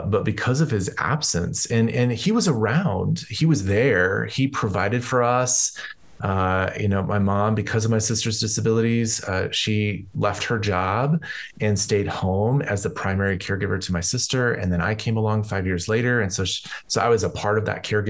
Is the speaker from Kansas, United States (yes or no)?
no; Colorado, United States; I grew up here in Colorado